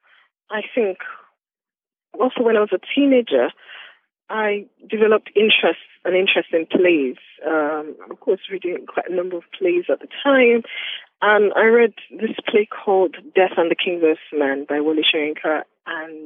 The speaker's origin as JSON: {"language": "English", "town": "Ile-Ife", "region": "Osun", "country": "Nigeria", "tie": "born or raised there", "also_born_or_lived": "Ilesha", "said": "I grew up in Nigeria in a city called Ilesha, between Ilesha and Ilefe, where I am right now."}